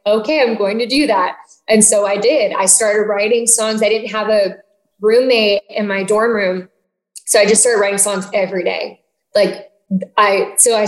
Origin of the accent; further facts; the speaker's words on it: Nashville, Tennessee, United States; I'm from Nashville, so songwriters were something I kind of always knew existed, because my friend's parents were songwriters